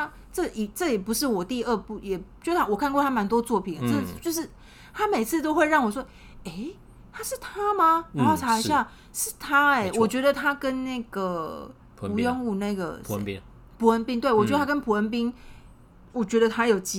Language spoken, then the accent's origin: Chinese; Taiwan; 我是台湾人